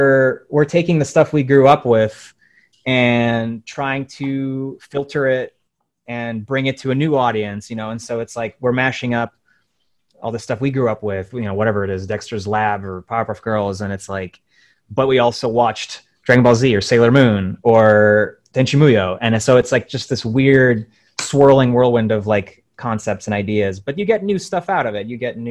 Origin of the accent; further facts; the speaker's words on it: Ukraine; born there; moved away; I was born in Ukraine and I'm a immigrant. And so like, I grew up watching a lot of Russian cartoons